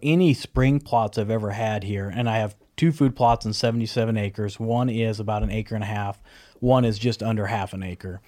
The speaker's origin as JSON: {"language": "English", "region": "Nebraska", "country": "United States", "tie": "born or raised there", "said": "growing up in Nebraska"}